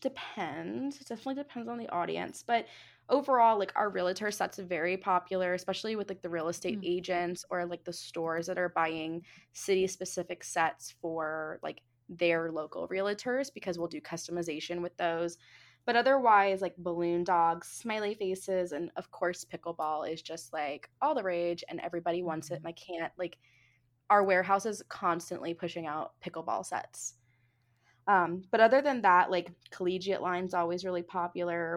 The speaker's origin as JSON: {"language": "English", "town": "Jupiter", "region": "Florida", "country": "United States", "tie": "born or raised there", "said": "I grew up in Jupiter, which is like preppy, you know, capital of the world"}